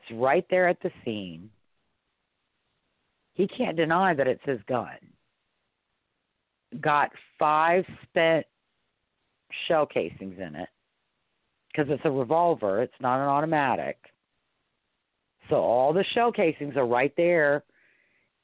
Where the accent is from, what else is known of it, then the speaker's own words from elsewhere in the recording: Louisiana, United States; I'm from Louisiana